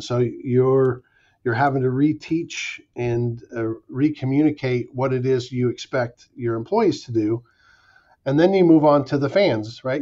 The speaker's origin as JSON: {"language": "English", "town": "Pacifica", "region": "California", "country": "United States", "tie": "born or raised there", "said": "I was on a, the high school team at Oceana High School in Pacifica, uh, which was my hometown"}